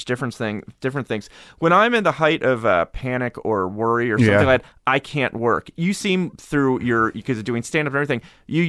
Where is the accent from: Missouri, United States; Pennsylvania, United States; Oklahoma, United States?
Pennsylvania, United States; Harrisburg; Look, I grew up in Harrisburg.